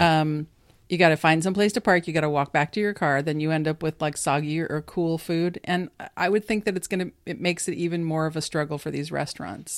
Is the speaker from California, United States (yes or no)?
yes; California, United States; I'm from California